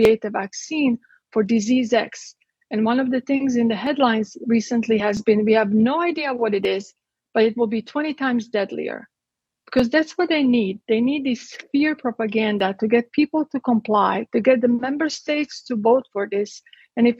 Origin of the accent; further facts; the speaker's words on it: Croatia; moved away as an adult; I'm from Croatia. I was born in Yugoslavia and I lived there under communism until I was 18 years old.